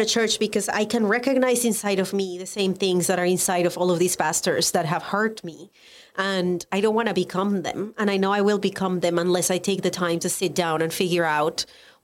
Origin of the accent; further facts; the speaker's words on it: Colombia; English is a second language; moved away as an adult; now in United States; I am Colombian. I was born and raised in Colombia. I moved to the United States